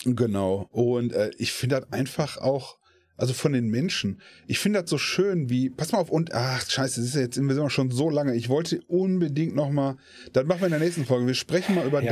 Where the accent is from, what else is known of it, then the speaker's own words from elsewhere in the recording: Essen, North Rhine-Westphalia, Germany; Ich komme aus Essen